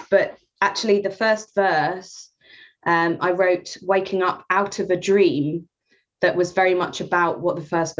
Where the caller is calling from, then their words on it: Norwich, East of England, United Kingdom; I'm in Norwich, Norfolk, UK.